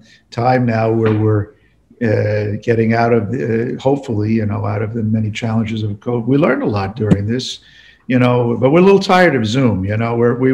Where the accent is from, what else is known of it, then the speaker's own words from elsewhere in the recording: New York City, New York, United States; now in Albany, United States; I'm originally from Brooklyn. I'm a Brooklyn boy and grew up in Brooklyn all my life. Although I must say that my parents met in Oklahoma City during World War II, and my mom was from Dubuque, Iowa.